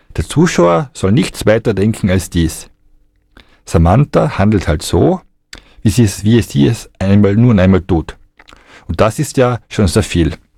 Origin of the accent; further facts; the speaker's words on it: Austria; bei uns in Österreich